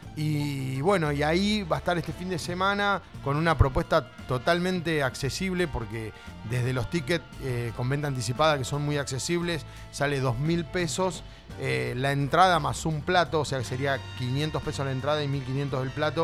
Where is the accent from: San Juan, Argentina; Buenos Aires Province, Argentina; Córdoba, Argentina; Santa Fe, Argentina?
Buenos Aires Province, Argentina; Barker; also born or lived in Tandil / Mar del Plata; nací en Barker, o sea, nací en Tandil, pero soy de, Barker, de Villa Cacica acá, que es un pueblo de cerca